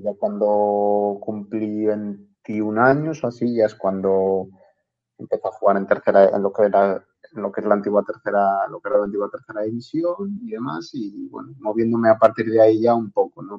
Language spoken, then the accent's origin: Spanish; Cubillos del Sil, Castile and León, Spain; moved away as an adult; also born or lived in Gijón, Asturias / Iceland; nací en Cubillos del Sil, que es un pueblecito que está al lado de la ciudad de Ponferrada, en la comarca del Bierzo